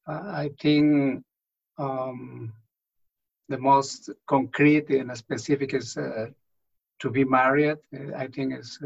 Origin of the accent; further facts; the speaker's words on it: Mexico City, Mexico; English is a second language; moved away as an adult; also born or lived in Rome, Italy / Odessa, Texas; now in Tulsa, United States; I was born in Mexico City. My origin is Mexican, of course. But prior to come to the Tulsa city, I was living in Odessa, Texas, as Hispanic